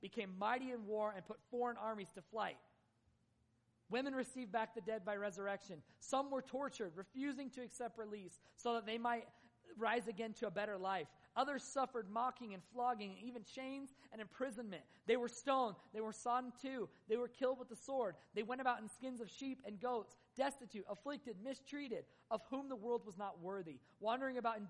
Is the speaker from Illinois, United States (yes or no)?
no; Tremonton, Utah, United States; Northern Utah, I'm from Tremont. I mean, this is my hometown